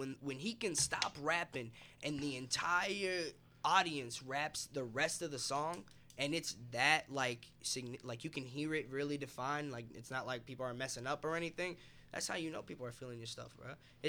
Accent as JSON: {"language": "English", "town": "Louisville", "region": "Kentucky", "country": "United States", "tie": "born or raised there", "also_born_or_lived": "Egypt", "said": "But raised here in Louisville, Kentucky."}